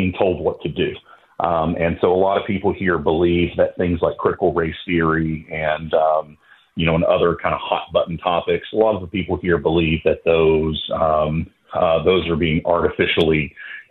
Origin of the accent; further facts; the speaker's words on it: Knoxville, Tennessee, United States; moved away as an adult; also born or lived in North Carolina; I grew up here, I grew up in Tennessee, moved around when I was in the film business, settled in North Carolina, came back to Tennessee